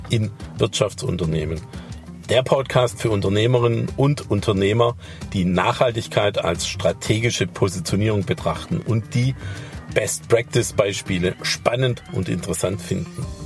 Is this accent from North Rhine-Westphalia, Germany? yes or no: no; Baden-Württemberg, Germany